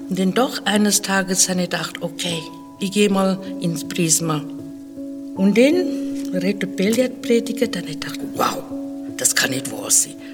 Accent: Zimbabwe; German is a second language; now in Switzerland; Ich bin aufgewachsen in Afrika, in Zimbabwe, seit einigen Jahren schon in der Schweiz.

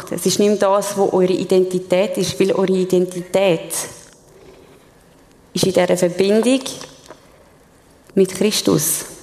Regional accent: Switzerland; Ich meine, wir als Schweizer können das gut nachvollziehen, denn wir haben auch ein recht hohes Selbstverständnis von uns.

